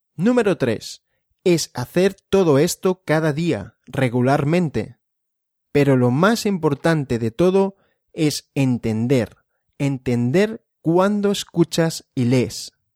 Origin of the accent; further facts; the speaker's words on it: Barcelona, Catalonia, Spain; Soy de Barcelona. Es una ciudad de Cataluña, en España.